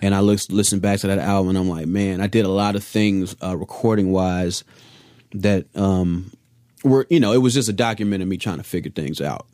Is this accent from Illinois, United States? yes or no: yes; Chicago, Illinois, United States; now in Los Angeles, United States; I'm from Chicago